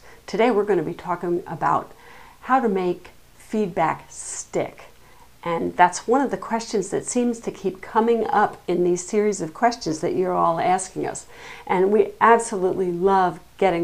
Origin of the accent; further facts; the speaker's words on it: Nantucket, Massachusetts, United States; I come from Nantucket. We're an island